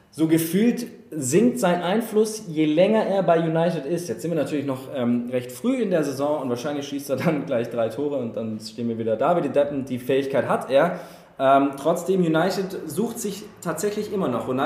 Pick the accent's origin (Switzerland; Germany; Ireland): Ireland; Ich habe gesagt, ich bin Ire, das heißt, ich will den Engländern nicht sagen, wie sie ihre Mannschaften aussprechen. Aber ich als Ire sage Liverpool